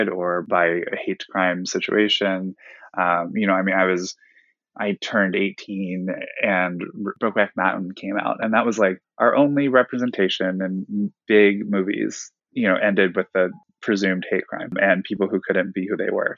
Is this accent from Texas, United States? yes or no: no; Ohio, United States; I'm from Ohio. I was raised there